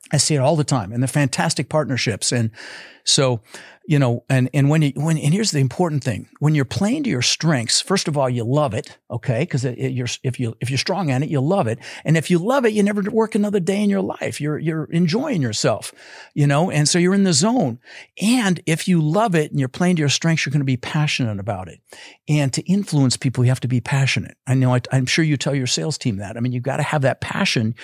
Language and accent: English; Denver, Colorado, United States; also born or lived in Netherlands; I was born in the Netherlands, you know, wooden shoes and windmills, and, uh, immigrated when I was six years old with my brother Albert, my mother's Vancha. Uh, we ended up in Denver, Colorado